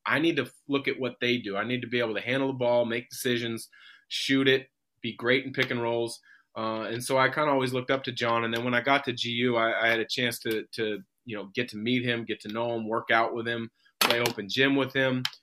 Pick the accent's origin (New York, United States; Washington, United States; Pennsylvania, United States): Washington, United States; Vancouver; also born or lived in Portland, Oregon; I grew up in Portland until second grade. We moved to Vancouver, Washington